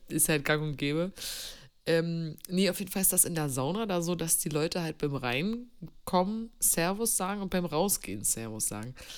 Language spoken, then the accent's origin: German; East Germany, Germany; ich komme aus dem Osten